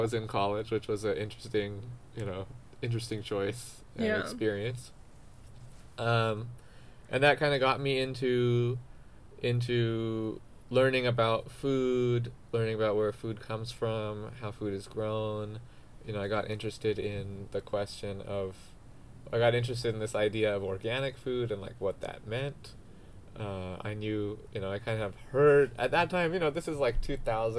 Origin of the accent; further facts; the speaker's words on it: Diamond Bar, California, United States; I grew up here in Southern California in the suburbs in a city called Diamond Bar